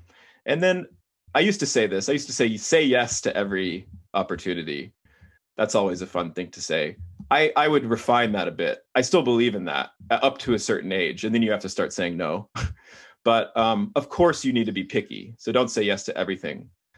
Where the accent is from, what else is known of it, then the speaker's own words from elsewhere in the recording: Texas, United States; I'm from Texas, and it's the most caloric thing you can possibly eat.